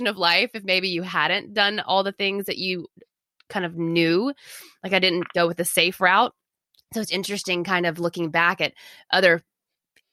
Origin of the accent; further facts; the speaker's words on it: the South, United States; I'm from the South